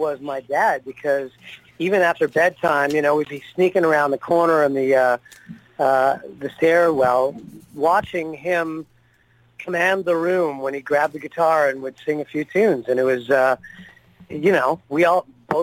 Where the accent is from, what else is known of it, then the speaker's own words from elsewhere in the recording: Canada; we grew up in Canada